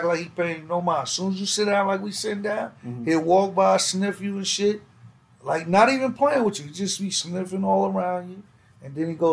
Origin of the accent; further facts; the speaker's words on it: New York, United States; growing up in New York